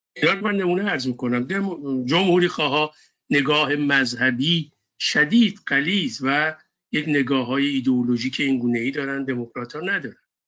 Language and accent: Persian; Iran; now in United States; به عنوان یک ایرانی امریکایی